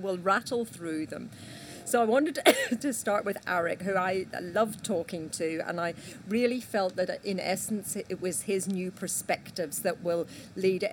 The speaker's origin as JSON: {"language": "English", "region": "Northern Ireland", "country": "United Kingdom", "accent": "Northern Irish", "said": "my Northern Irish accent"}